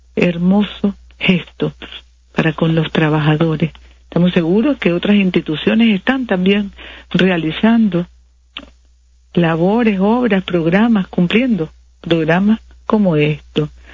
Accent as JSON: {"language": "Spanish", "country": "Nicaragua", "said": "como nicaragüenses"}